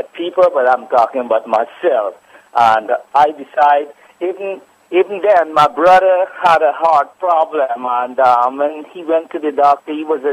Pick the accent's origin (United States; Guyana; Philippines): Guyana; I'm from Guyana, right?